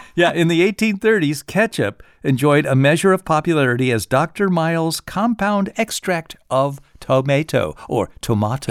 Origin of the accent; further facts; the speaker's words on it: Wooster, Ohio, United States; I was born in Worcester, Ohio, which supposedly was the site of the first lighted Christmas tree in the United States